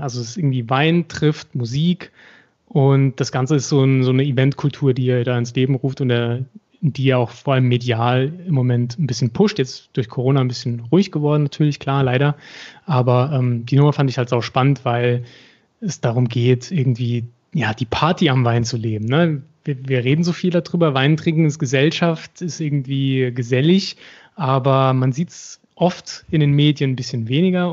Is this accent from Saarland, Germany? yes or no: yes; Saarbrücken, Saarland, Germany; ich bin als Saarbrücker